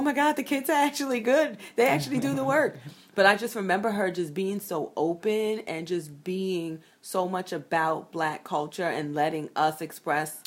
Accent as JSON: {"language": "English", "town": "New York City", "region": "New York", "country": "United States", "tie": "born or raised there", "said": "I grew up in Brooklyn, in Bed Stuy"}